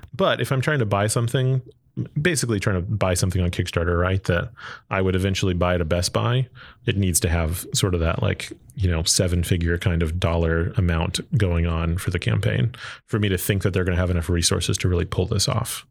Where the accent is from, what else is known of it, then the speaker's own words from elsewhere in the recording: Arlington, Texas, United States; I grew up in Texas, uh, grew up in Arlington